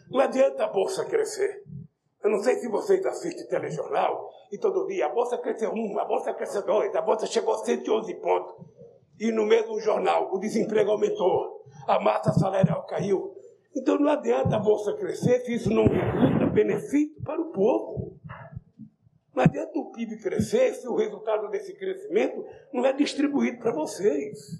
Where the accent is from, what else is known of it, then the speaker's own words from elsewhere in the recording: Northeast Region, Brazil; Eu sou nordestino